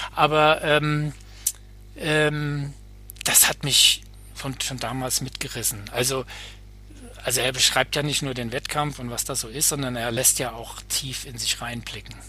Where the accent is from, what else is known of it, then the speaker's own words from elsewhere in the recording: Bad Nauheim, Hesse, Germany; Ich komme aus Bad Nauheim, das, äh, da habe ich da gewohnt, also Gießener, Frankfurter Ecke